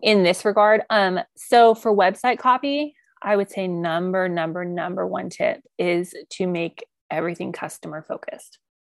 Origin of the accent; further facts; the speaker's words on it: outside Colorado Springs, United States; now in Oklahoma Panhandle, United States; where I grew up in Colorado is, like, outside of Colorado Springs